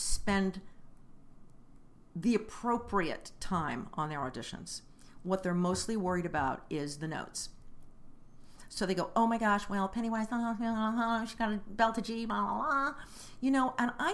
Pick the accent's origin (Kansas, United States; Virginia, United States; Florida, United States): Kansas, United States; Kansas City; moved away; I lived on the Kansas side. I grew up on the Kansas side. Shawnee Mission East Lancers. University of Kansas